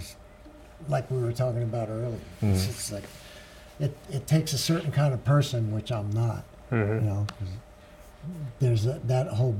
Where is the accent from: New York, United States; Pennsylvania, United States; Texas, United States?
New York, United States; moved away; I'm from New York, but New York State, not New York City. I'm from like 70 miles north of New York